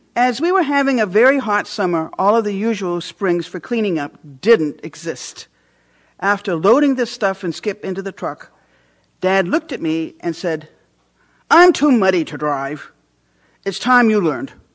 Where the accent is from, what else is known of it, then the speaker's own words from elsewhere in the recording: Orland, Maine, United States; I grew up on Hardscrabble Hill in Orland, Maine